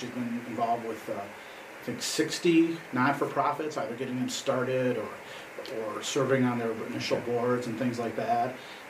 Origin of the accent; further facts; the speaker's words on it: Aurora, Illinois, United States; I was born in Aurora, lived here all my life.